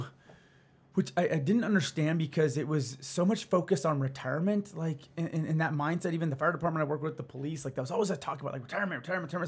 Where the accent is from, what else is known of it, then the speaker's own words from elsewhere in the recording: Albuquerque, New Mexico, United States; also born or lived in Santa Fe, New Mexico; now in Arizona, United States; I grew up in Albuquerque, Santa Fe